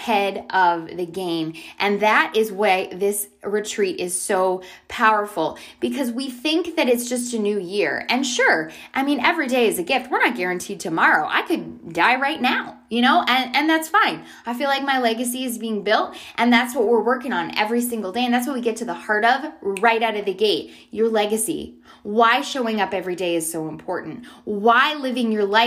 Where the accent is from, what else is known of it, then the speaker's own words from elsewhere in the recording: Canada; also born or lived in San Diego; now in Charlotte, United States; I grew up in Canada